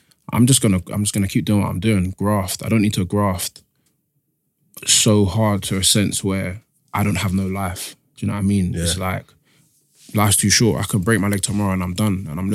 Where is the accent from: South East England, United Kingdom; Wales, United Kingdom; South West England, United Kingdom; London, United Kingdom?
London, United Kingdom; East Dulwich; East Dulwich.